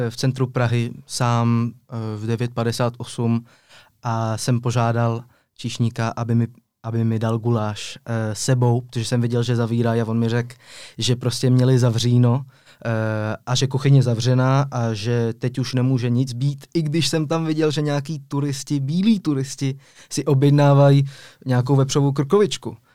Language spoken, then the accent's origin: Czech; Geneva, Switzerland; also born or lived in Czech Republic; Přesně tak, ale byl jsem v takové mezinárodní komunitě, ta Ženeva to skoro není Švýcarsko.